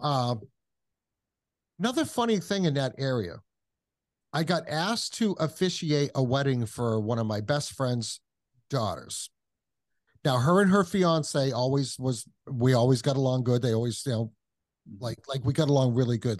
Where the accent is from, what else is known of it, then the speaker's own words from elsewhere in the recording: Kentucky, United States; took her back to Kentucky and that's why I was born in Kentucky.